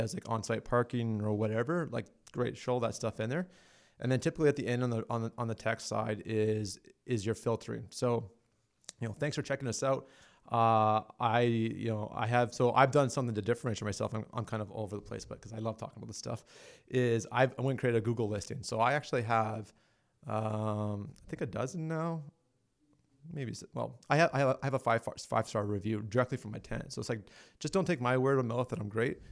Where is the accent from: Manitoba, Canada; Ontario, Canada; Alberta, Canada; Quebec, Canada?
Alberta, Canada; I'm from Alberta